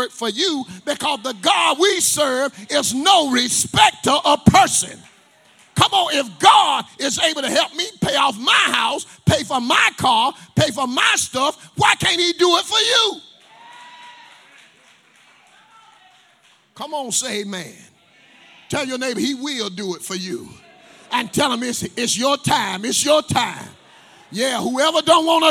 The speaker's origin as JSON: {"language": "English", "town": "Tarboro", "region": "North Carolina", "country": "United States", "said": "I'm from Tarboro, North Carolina. Come from apartment 81 East Side home"}